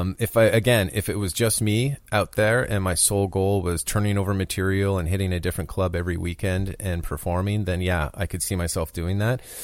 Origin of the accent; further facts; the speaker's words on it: Canada; moved away as an adult; now in United States; I'm a Canadian.